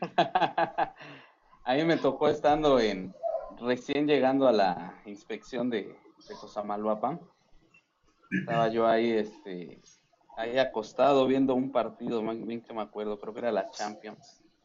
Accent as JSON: {"language": "Spanish", "country": "Mexico", "said": "como mexicanos"}